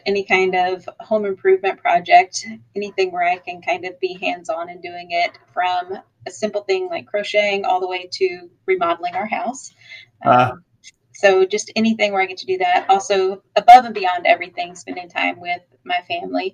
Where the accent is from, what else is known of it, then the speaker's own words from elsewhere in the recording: South Louisiana, United States; now in Florida, United States; I'm from South Louisiana originally.